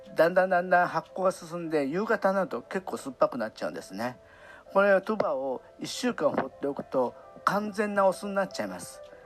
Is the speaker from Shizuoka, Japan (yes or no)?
no; Kobe, Hyogo, Japan; moved away as an adult; also born or lived in Cebu, Philippines; 夜にはね地元神戸に帰るので